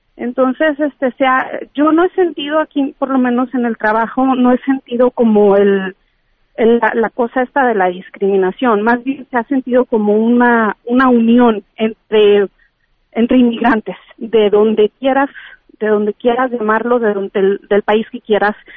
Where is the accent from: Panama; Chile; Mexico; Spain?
Mexico; Guadalajara, Jalisco; moved away as an adult; now in California, United States; yo soy de Guadalajara, Jalisco, orgullosamente mexicana e inmigrante